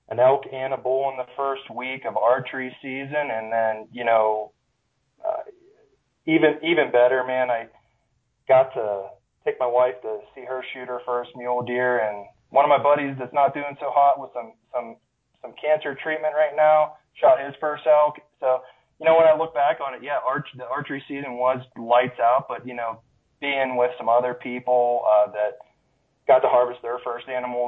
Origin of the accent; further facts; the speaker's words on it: Pennsylvania, United States; moved away as an adult; now in Colorado, United States; born and raised in Pennsylvania